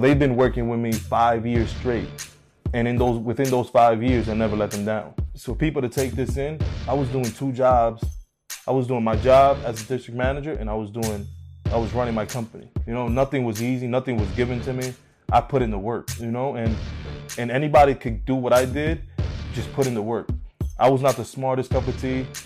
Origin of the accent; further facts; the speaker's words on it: Union City, New Jersey, United States; So I'm from New Jersey, Union City